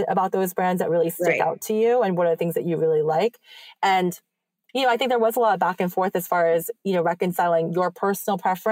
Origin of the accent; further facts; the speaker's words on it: New York, United States; as like a New Yorker